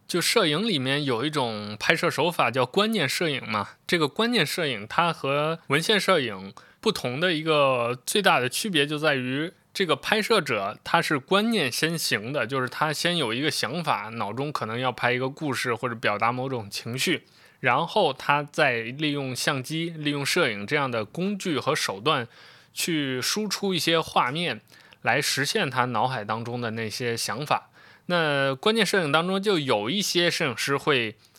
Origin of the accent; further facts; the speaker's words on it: Xi'an, Shaanxi, China; 我是一个西安人，但又不是那么西安的西安人。就我出生地并不是西安，但之后就，很长时间在西安生活，所以我的故乡认同就是西安